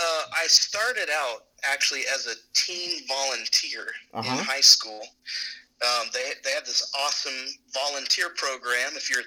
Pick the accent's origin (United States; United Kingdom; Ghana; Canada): United States; Oklahoma; now in Tallahassee, United States; I'm from Oklahoma.